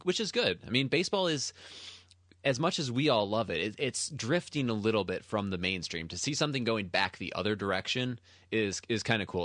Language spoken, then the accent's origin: English; United States; I'm, I'm American. I'm not Japanese